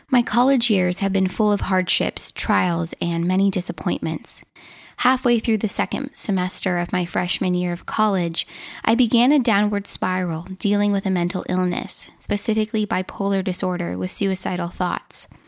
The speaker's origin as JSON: {"language": "English", "region": "Minnesota", "country": "United States", "tie": "born or raised there", "said": "I was born and raised in Minnesota, where I currently live."}